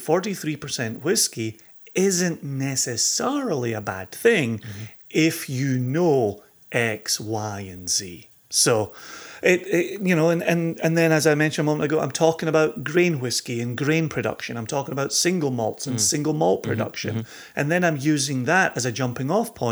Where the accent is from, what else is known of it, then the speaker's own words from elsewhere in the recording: Ayr, Scotland, United Kingdom; I'm from Ayr and I'm not a million miles from Glasgow